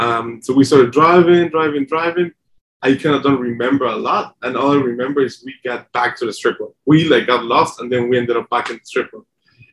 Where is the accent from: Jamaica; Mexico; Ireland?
Mexico; moved away; also born or lived in San Diego / Denver; I'm from Mexico.